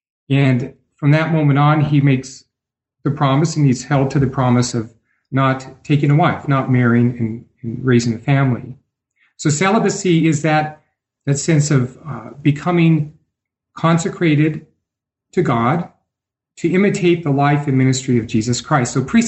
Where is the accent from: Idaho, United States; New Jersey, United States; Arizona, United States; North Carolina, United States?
Idaho, United States; born there; now in Denver, United States; I am a Catholic priest in the Archdiocese of Denver, and I was born in Idaho, the Gem State.